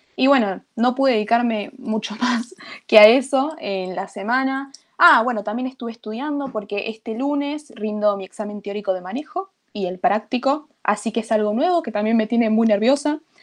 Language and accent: Spanish; Argentina